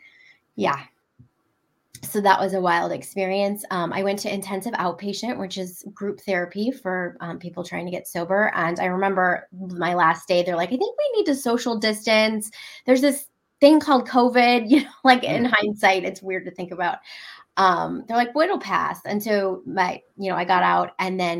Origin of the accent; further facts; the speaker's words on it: Cleveland, Ohio, United States; moved away as an adult; also born or lived in California; now in Hampton Roads, United States; I'm originally from Cleveland, Ohio